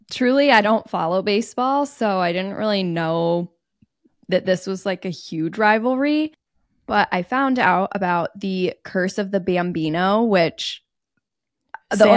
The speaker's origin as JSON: {"language": "English", "town": "Indianapolis", "region": "Indiana", "country": "United States", "tie": "born or raised there", "said": "we grew up in Indianapolis, which doesn't even have an MLB team."}